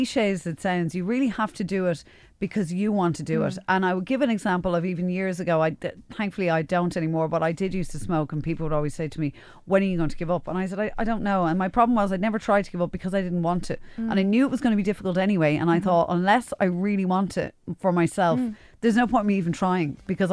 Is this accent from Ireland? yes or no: yes; Ireland; We're Irish